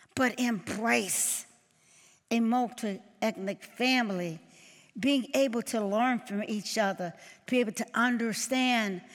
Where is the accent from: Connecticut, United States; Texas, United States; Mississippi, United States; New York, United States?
Mississippi, United States; Mendenhall; as a little girl growing up in Mississippi, born in Mendenhall, Mississippi